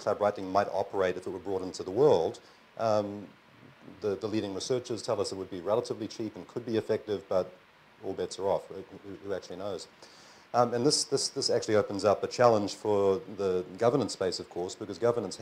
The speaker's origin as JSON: {"language": "English", "country": "New Zealand", "moved": "yes", "said": "I'm from New Zealand originally, don't confuse our accents"}